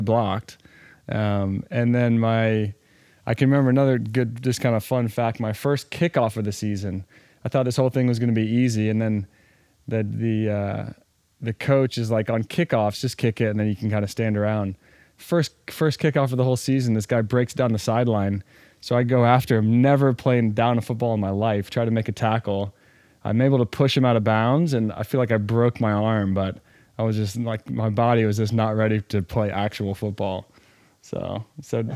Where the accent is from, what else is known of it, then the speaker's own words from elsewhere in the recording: Winston-Salem, North Carolina, United States; also born or lived in Atlanta, Georgia / Toronto; born in Atlanta, we grew up in Winston-Salem